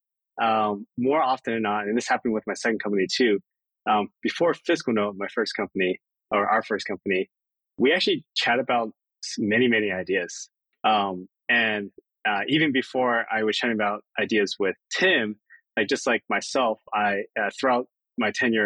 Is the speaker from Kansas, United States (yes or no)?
no; Maryland, United States; moved away as an adult; growing up in Maryland was great. My entire family lived there